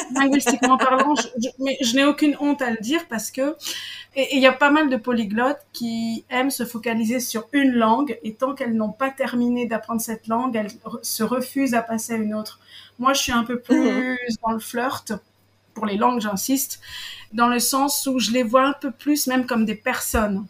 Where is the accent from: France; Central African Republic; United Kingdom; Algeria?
France; Paris, Île-de-France; moved away as an adult; now in Israel; je suis française, je suis née à Paris, j'ai vécu pendant 38 ans à Paris. Et là, bah, j'ai changé un peu de vie dans le sens où j'habite en Israël